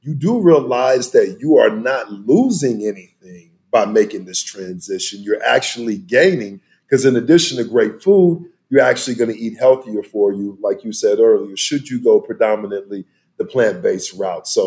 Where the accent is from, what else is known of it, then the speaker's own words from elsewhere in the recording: South Texas, United States; growing up in South Texas, you know, where we had tons of land and whatnot